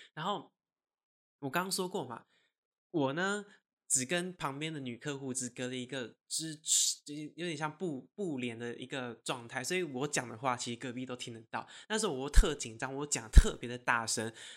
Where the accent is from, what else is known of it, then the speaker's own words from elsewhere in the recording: Taiwan; 他就是知道我是台湾人